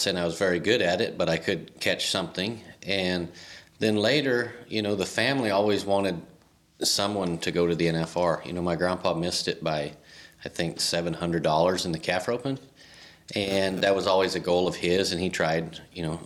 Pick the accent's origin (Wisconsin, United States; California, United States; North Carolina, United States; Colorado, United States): Colorado, United States; La Junta; I found out like Lahana was one of the two poorest towns in all, or counties in all of Colorado